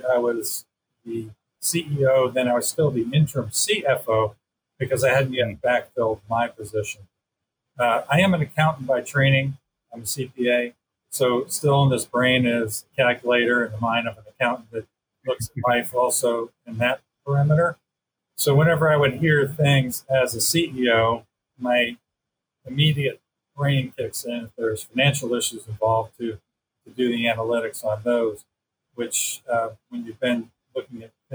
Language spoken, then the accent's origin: English; Long Island, New York, United States; moved away as an adult; I'm a native of Long Island, New York. So I lived there until I went away to college